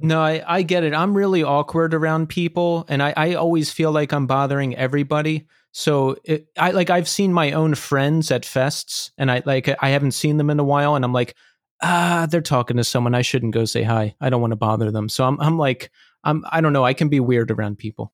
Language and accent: English; Philadelphia, Pennsylvania, United States; now in New York, United States; I'm from Philadelphia ori- originally